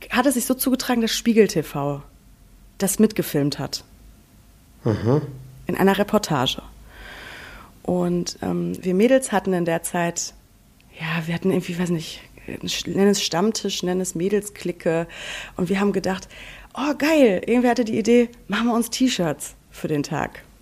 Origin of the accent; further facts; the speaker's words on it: North Rhine-Westphalia, Germany; ich komme aus dem Sauerland. Du weißt ja, ich komme vom Dorf.